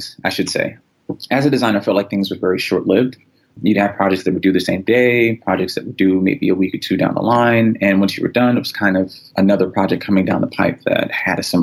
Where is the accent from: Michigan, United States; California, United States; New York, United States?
New York, United States; New York City; moved away as an adult; also born or lived in Cleveland; I grew up in New York City